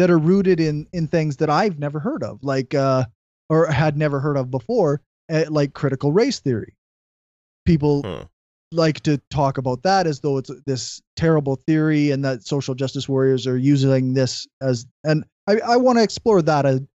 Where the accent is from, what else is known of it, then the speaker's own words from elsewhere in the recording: Saskatchewan, Canada; also born or lived in Regina; I'm from Saskatchewan. I currently live in Regina, which is the capital of Saskatchewan.